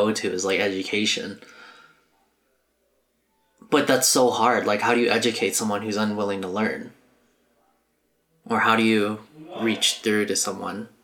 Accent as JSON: {"language": "English", "country": "United States", "said": "I'm Asian American"}